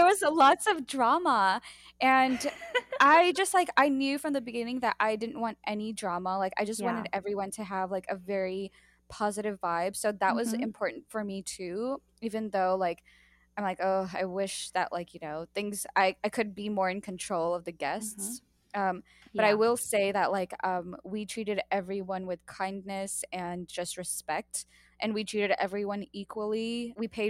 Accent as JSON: {"language": "English", "country": "United States", "said": "I am American"}